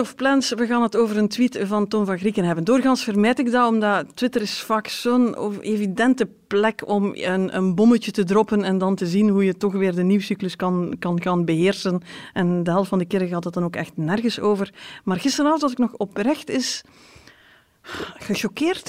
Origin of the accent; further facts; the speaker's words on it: West Flanders, Belgium; ik kom zelf uit West-Vlaanderen